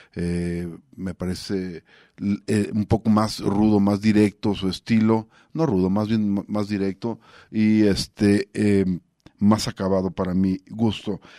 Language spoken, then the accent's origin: Spanish; Mexico